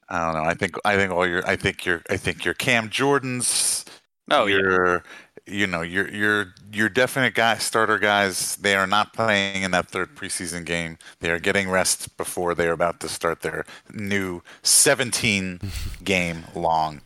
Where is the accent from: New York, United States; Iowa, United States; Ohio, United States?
New York, United States; moved away; I'm from New York